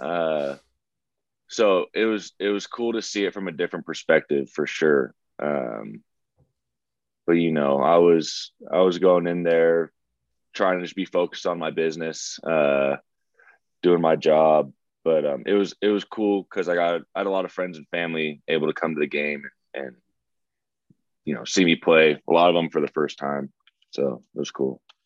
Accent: the Bay Area, California, United States; I'm from the Bay

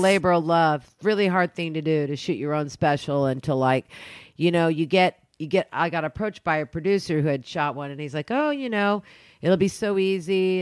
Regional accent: Oklahoma, United States; I grew up in Oklahoma

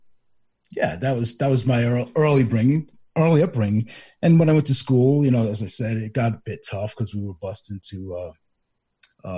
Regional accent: New York City, New York, United States; I grew up in Hollis, Queens

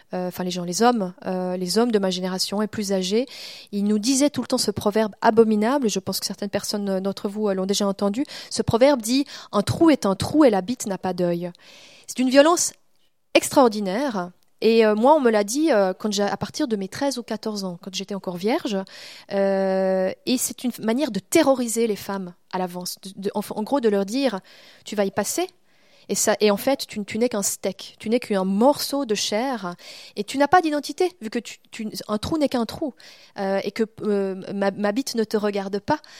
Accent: Vaud, Switzerland; also born or lived in Montreal; j'ai grandi dans le Gros de vaux

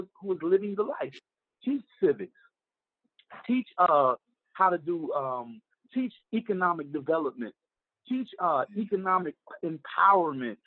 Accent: Newark, New Jersey, United States; we're prideful dudes when it comes to Newark, New Jersey, Brick City guys, man.

